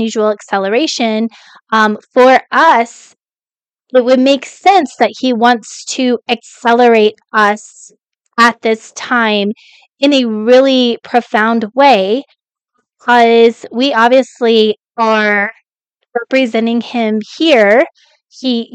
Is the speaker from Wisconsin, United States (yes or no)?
no; Colorado, United States; also born or lived in Kentucky; now in Texas, United States; I grew up in Colorado